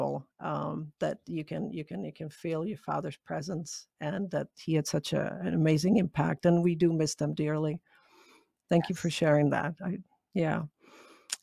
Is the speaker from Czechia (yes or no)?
yes; Prague, Czechia; moved away; I was born and raised in Prague and went back there this year